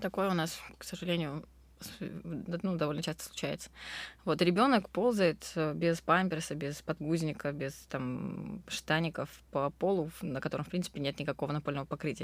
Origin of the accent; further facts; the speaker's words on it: Krasnodar, Krasnodar Krai, Russia; also born or lived in Rustavi, Georgia; я родом из Грузии, я родилась в городе Руставе. Вот, я а, мы грузинские греки, говорящие по-турецки, но живущие в России. В общем, очень сложная такая коллаборация. Вот. Но в Краснодаре с пяти лет